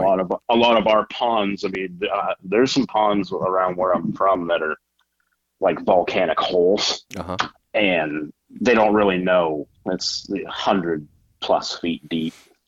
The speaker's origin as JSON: {"language": "English", "area": "Lakes Region", "region": "New Hampshire", "country": "United States", "tie": "born or raised there", "also_born_or_lived": "Gulf Coast", "moved": "as an adult", "said": "I'm from the Lakes region of New Hampshire."}